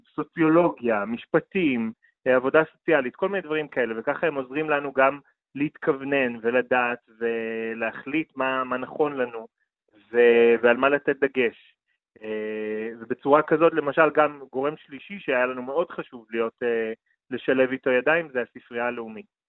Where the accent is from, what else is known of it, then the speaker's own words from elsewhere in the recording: Jerusalem, Jerusalem District, Israel; ההיסטוריה הגאה של ירושלים, שאני לקחתי בה חלק וגדלתי בה